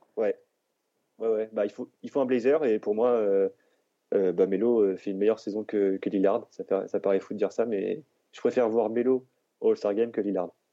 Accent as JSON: {"language": "French", "town": "Orléans", "region": "Centre-Val de Loire", "country": "France", "said": "à la base, euh, je suis, je suis d'Orléans"}